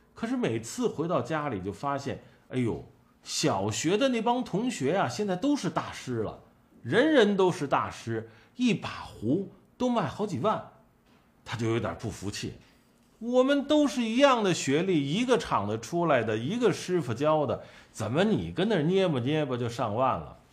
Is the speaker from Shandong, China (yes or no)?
yes; Tai'an, Shandong, China; now in Beijing, China; 我是山东泰安人，俺是山东人